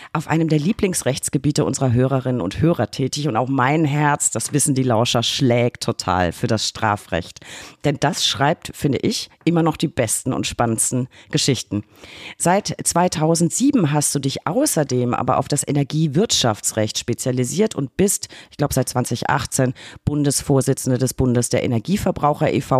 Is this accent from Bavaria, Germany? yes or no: yes; Lower Franconia, Bavaria, Germany; in meiner Heimat Unterfranken